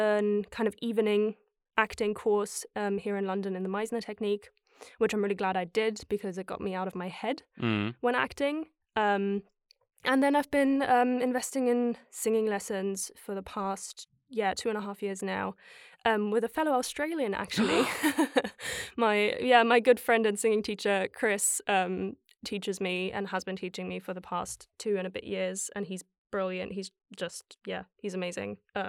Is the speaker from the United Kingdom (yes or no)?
no; Germany; And growing up in Germany, where the performing arts aren't supported as much as they are here